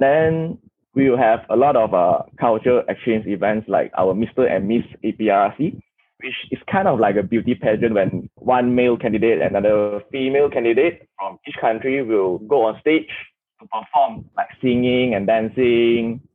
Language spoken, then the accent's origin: English; Kuala Lumpur, Malaysia; I'm from Kuala Lumpur, Malaysia